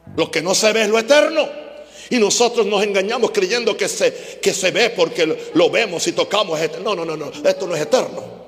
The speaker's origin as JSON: {"language": "Spanish", "town": "Naguabo", "country": "Puerto Rico", "tie": "born or raised there", "said": "Empecé a enseñar en una escuela secundaria en Nahuabo, el pueblo donde yo nací."}